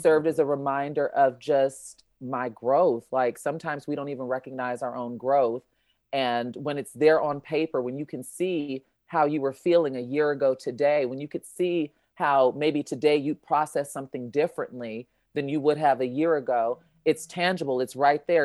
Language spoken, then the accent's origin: English; Chicago, Illinois, United States; I'm from Chicago